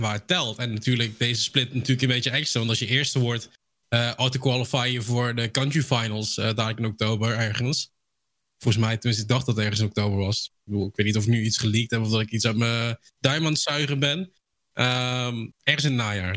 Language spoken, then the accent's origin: Dutch; Netherlands; zelf ben ik een Nederlander